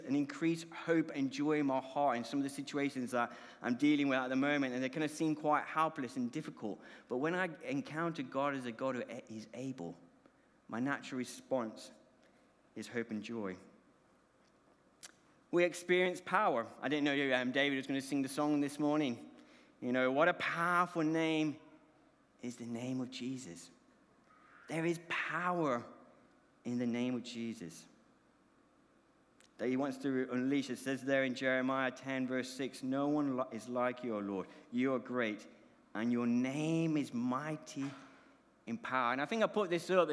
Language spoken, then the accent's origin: English; Colombia; moved away; My accent is because I was born overseas, born in the Republic of Colombia.